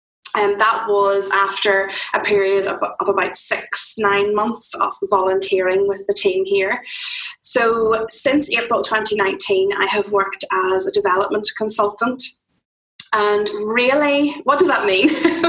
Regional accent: County Fermanagh, Northern Ireland, United Kingdom; now in Banbridge, United Kingdom; Both my husband and I aren't originally from where we live now. We're actually both from County Fermanagh, which is over in the west of Northern Ireland.

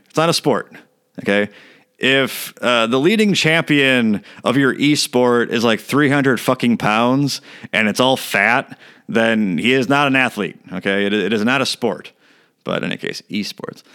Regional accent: Elk Grove, United States; I grew up in Elk Grove.

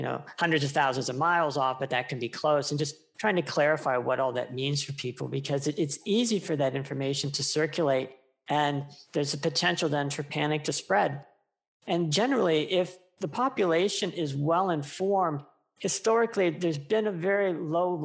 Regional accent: United States; my home country, the US

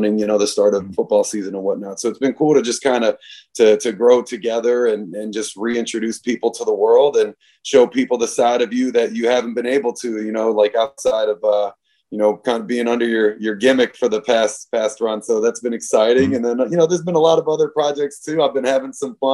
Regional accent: Alexandria, Virginia, United States; I'm from Alexandria, Virginia, and that was our team growing up

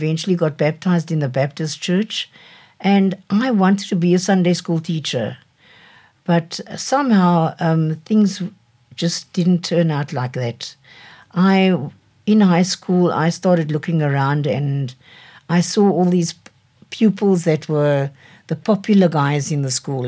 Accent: Cape Town, Western Cape, South Africa; I grew up in Cape Town, in Devil's Peak.

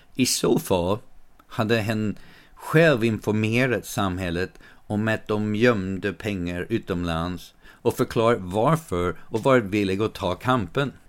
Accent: United States; now in Sweden; I den delen av USA där jag växte upp

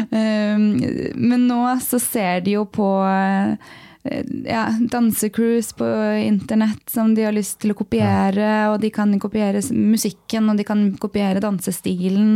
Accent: Lørenskog, Akershus, Norway; jeg er fra Lørenskog

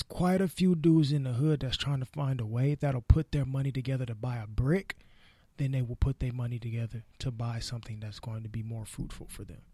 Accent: Los Angeles, California, United States; me growing up in South Central in the L A area

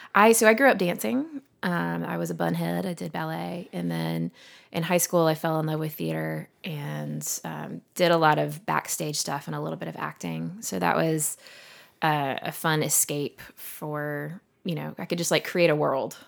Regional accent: Montgomery, Alabama, United States; also born or lived in Vestavia Hills, Alabama; now in Birmingham, United States; we lived in Montgomery till I was thirteen

